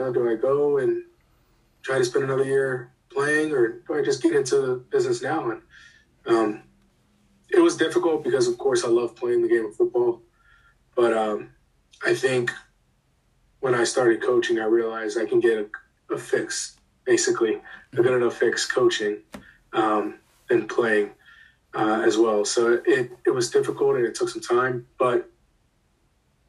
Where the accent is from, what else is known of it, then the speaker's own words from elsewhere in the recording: Maryland, United States; Francis Scott Key was a program nearby where I grew up in Maryland.